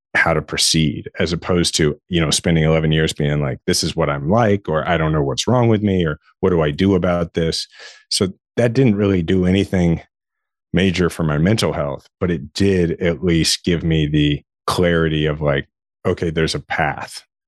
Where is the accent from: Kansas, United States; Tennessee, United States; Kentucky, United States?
Kansas, United States; Shawnee; I grew up in Shawnee, Kansas, which is it's a suburb of Kansas City